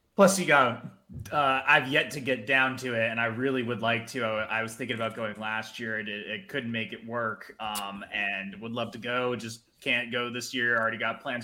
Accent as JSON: {"language": "English", "region": "New Jersey", "country": "United States", "said": "I'm from New Jersey originally"}